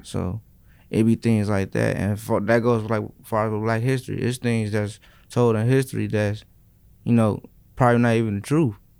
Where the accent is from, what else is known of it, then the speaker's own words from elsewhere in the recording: Chicago, Illinois, United States; growing up in Chicago. You know, I'm from, like, the south side of the lower part of the city